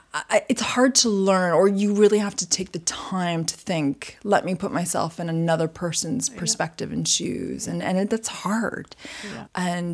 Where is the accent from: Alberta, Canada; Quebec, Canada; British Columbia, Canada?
Quebec, Canada; Montreal; I was brought up. I was born and bred in Montreal.